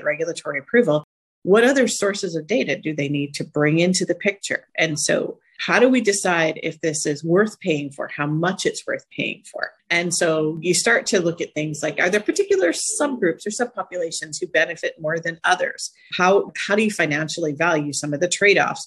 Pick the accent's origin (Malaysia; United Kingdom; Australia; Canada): Canada; also born or lived in United States; now in Zurich, Switzerland; I'm actually Canadian